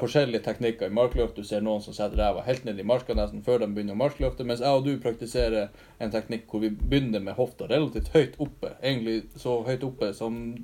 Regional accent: Alta, Finnmark, Norway; also born or lived in Hammerfest; kommer fra Alta også

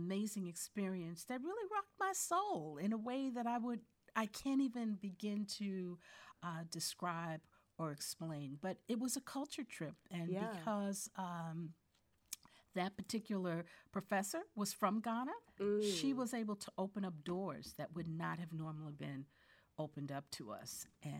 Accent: Newark, New Jersey, United States; And then to leave Accra and remember that it is the sister city to my hometown of Newark, New Jersey.

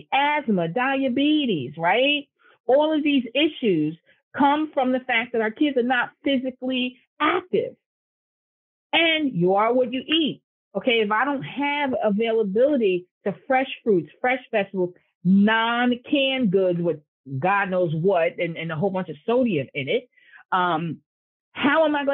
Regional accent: Newark, New Jersey, United States; I was born and I went to college in Newark and I grew up in Newark.

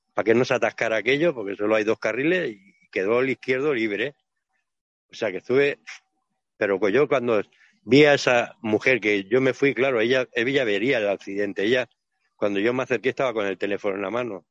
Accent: Barcelona, Catalonia, Spain; yo soy catalán, ¿no? Bueno, soy de Barcelona

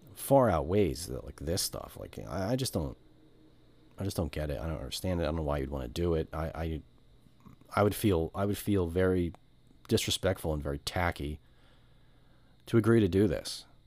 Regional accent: United States; I'm American middle class

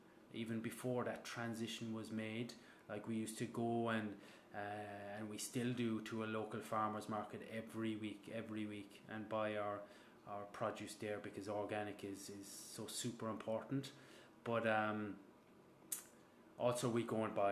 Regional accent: Kerry, Munster, Ireland; now in France; I'm obviously Irish from Kerry, of course, the kingdom.

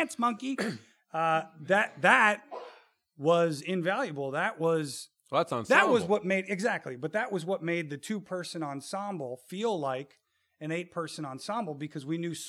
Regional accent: Chicago, Illinois, United States; we grew up in the South Side of Chicago. Times were tough, right?

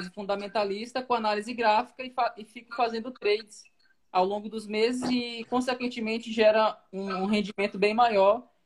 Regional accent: Porto Velho, Rondônia, Brazil; Então, eu sou de Porto Velho, Rondônia.

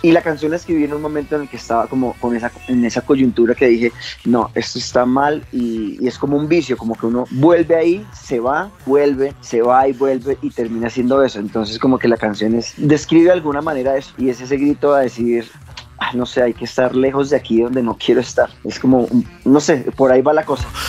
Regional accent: Fusagasugá, Cundinamarca, Colombia; Dos de los tres integrantes somos oriundos de Fusagasugá

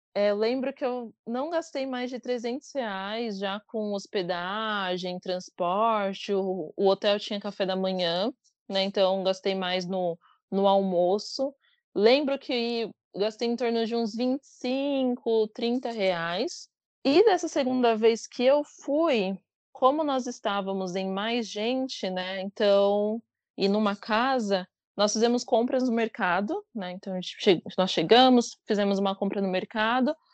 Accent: São Paulo, Brazil; sou de São Paulo, capital, moro na Penha, na Zona Leste.

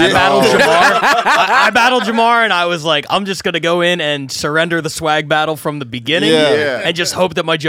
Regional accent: Philadelphia, Pennsylvania, United States; We're both from Philly.

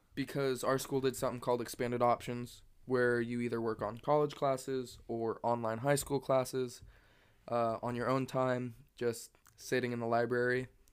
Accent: Stanfield, Oregon, United States; also born or lived in Echo; I moved to Stanfield from Echo, which was just a town over in third grade

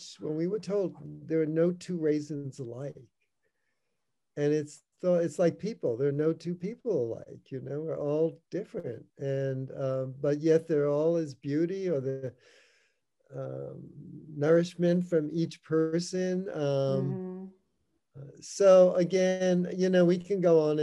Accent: New York City, New York, United States; When I was a kid, I grew up in the Bronx, New York

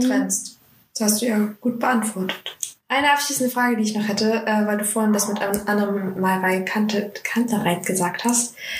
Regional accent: Saxony, Germany; moved away as an adult; now in Bavaria, Germany; ich komme persönlich aus Sachsen. Ich hoffe, man hört mir das hier nicht an im Podcast

